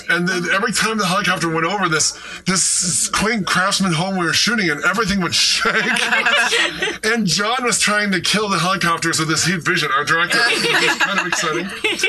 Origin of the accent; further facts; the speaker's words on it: Midwest, United States; Well, I'm from the Midwest